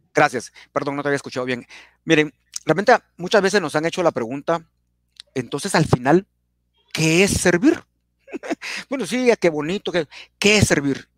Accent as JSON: {"language": "Spanish", "country": "Guatemala", "said": "como buenos chapines"}